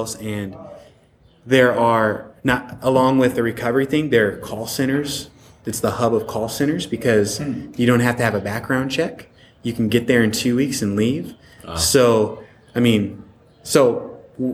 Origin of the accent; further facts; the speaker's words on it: Pacific Northwest, United States; now in Delray Beach, United States; I come from Northwest, which was for a long part the most unchurched state ever. So I grew up in the culture